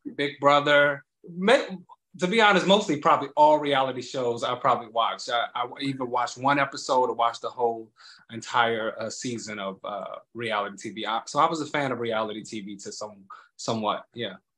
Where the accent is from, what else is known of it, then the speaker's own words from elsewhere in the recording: Chicago, Illinois, United States; now in New York, United States; I'm originally from Chicago, Illinois